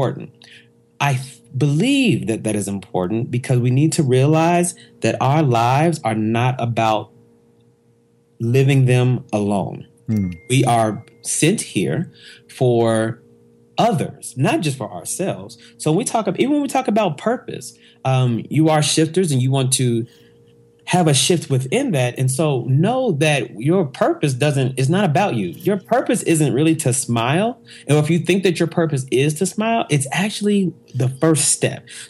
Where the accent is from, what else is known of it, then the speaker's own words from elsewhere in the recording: Oklahoma City, Oklahoma, United States; I'm originally from Oklahoma City. Grew up there.